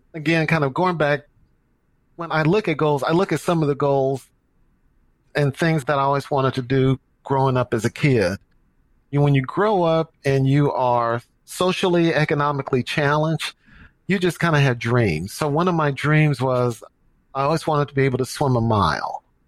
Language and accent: English; St. Louis, Missouri, United States; moved away as an adult; now in Dallas, United States; I'm from St. Louis, my hometown. And when I played sports in high school, I played soccer